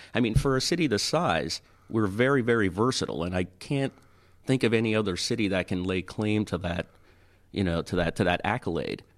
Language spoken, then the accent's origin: English; Toronto, Ontario, Canada; moved away as an adult; now in Tampa, United States; I grew up in Toronto